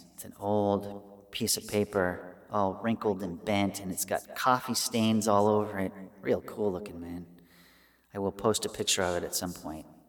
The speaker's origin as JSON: {"language": "English", "country": "United States", "said": "I'm an American."}